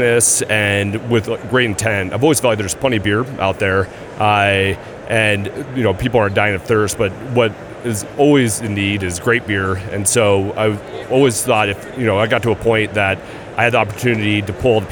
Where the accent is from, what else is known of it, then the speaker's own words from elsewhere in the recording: Washington, United States; I grew up in Washington